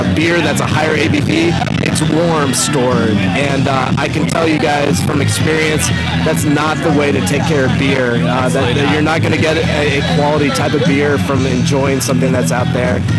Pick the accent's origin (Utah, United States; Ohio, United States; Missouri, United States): Missouri, United States; moved away as an adult; now in Austin, United States; I grew up in Missouri.